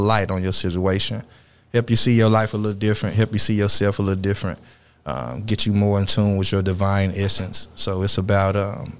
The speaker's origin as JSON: {"language": "English", "town": "Dallas", "region": "Texas", "country": "United States", "tie": "born or raised there", "said": "And that's pretty much who I am from South Dallas, from Bundtun. Born and raised in the South."}